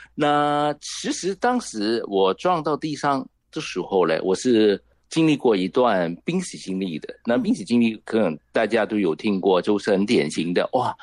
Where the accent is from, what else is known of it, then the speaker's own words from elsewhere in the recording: Hong Kong; Chinese is a second language; 你听到我的国语没有很标准，只知道我肯定是来自香港的啦